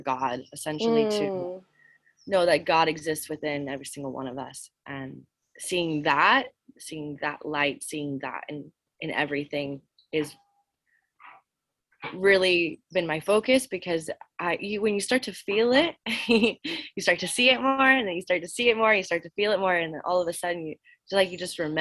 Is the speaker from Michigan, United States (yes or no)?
no; New Orleans, Louisiana, United States; I grew up in Louisiana, New Orleans